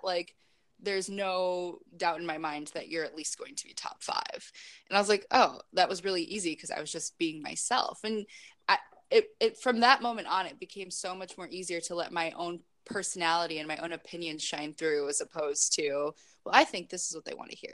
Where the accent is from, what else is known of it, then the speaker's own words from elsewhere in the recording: Chicago, Illinois, United States; moved away as an adult; also born or lived in Kenosha, Wisconsin; now in San Diego, United States; I'm originally from Chicago